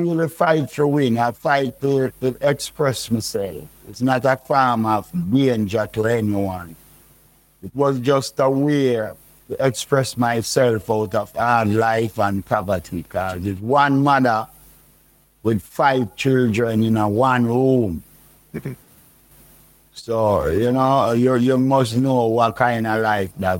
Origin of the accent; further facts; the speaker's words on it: Saint Andrew, Jamaica; moved away as an adult; also born or lived in Kingston, Jamaica / New York; I grew up in St. Andrew, you know, born at Kingston, Victoria Jubilee Hospital